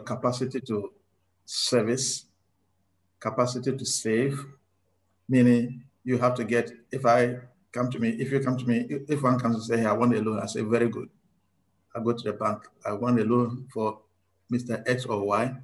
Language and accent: English; Ghana; also born or lived in South Australia; now in Australia; I am originally from Ghana.